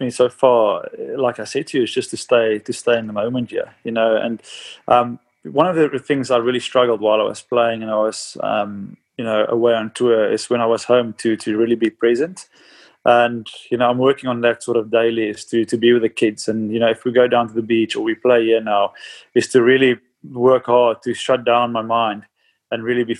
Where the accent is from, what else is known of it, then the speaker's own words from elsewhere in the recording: South Africa; moved away as an adult; now in Sydney, Australia; You know, I grew up in South Africa. You know, we always had big yards. We had good space.